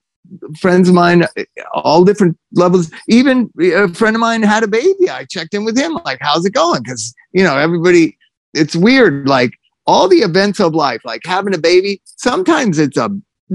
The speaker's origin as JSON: {"language": "English", "country": "United States", "said": "we as an American society"}